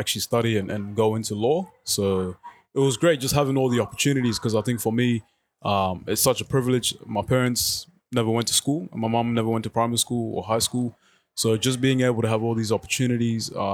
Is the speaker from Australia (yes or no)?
yes; Melton, Victoria, Australia; also born or lived in South Sudan; I grew up in Melton, low SES community.